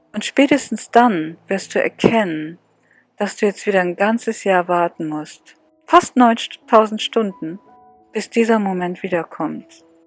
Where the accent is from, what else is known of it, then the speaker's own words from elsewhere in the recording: Northern Germany, Germany; ich komme aus Norddeutschland.